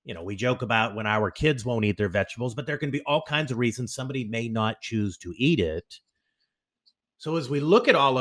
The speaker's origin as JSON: {"language": "English", "country": "United States", "said": "as an American"}